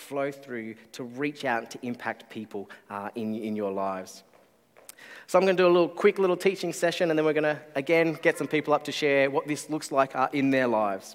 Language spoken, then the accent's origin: English; Canberra, Australian Capital Territory, Australia; I grew up in Canberra, far away from beaches.